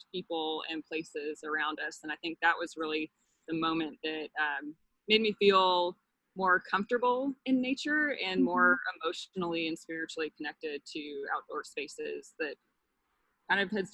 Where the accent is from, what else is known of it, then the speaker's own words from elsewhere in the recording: South Carolina, United States; moved away as an adult; now in Austin, United States; the environment that I grew up with in South Carolina, where I went to college and had my childhood